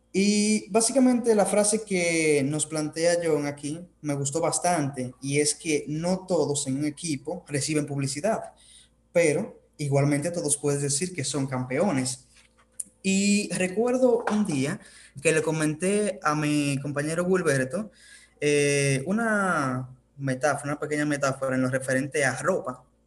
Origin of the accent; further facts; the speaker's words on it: Dominican Republic; desde donde le habla esos servidores desde República Dominicana